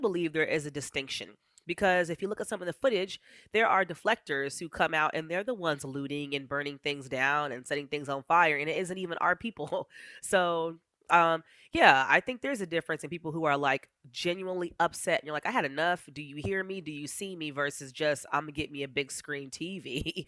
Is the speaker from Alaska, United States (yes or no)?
yes; Eagle River, Alaska, United States; I was raised in Eagle River